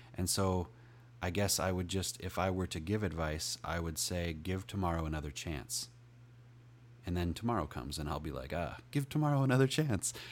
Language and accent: English; United States; I'm from America